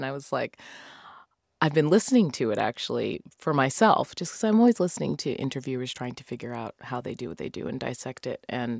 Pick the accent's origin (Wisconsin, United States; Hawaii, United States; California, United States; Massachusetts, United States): Massachusetts, United States; For me, I will say that my family, they're all Jamaican, but I grew up in Massachusetts and I just ended up with no accent.